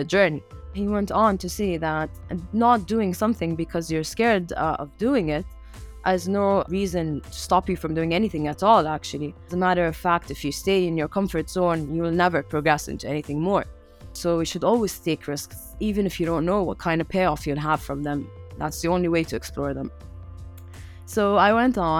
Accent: Amman, Amman Governorate, Jordan; I grew up in Amman, Jordan

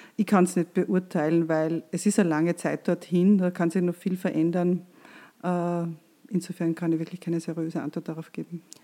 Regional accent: Austria; bei uns in Österreich

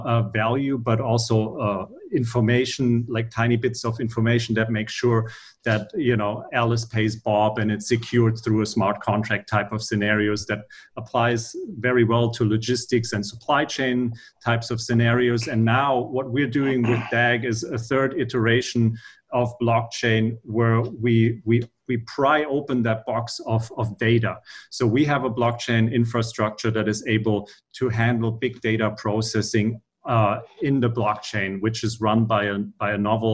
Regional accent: Frankfurt, Hesse, Germany; English is a second language; moved away as an adult; now in San Francisco Bay Area, United States; I'm originally from Germany, Frankfurt. Been here in the Bay for about the last 4 years.

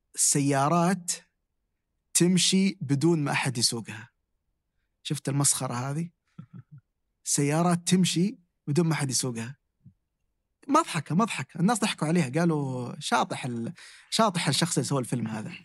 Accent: Damad, Jazan Province, Saudi Arabia; مسقط رأسي في محافظة اسمها ضمد

